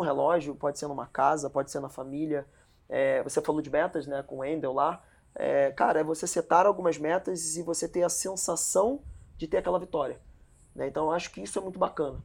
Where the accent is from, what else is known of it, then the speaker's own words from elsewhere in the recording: Rio de Janeiro, Brazil; a gente é do Rio